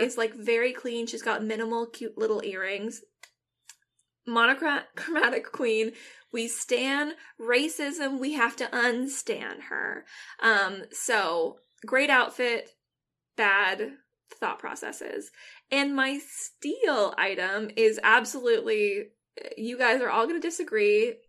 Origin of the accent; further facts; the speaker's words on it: Washington, United States; first language English; I'm from Washington, so, like, I grew up, I had to pump my own gas